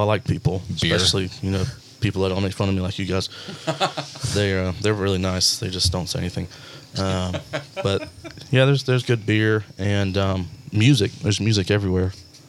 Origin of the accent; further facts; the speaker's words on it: Marietta, United States; No, I'm from Marietta.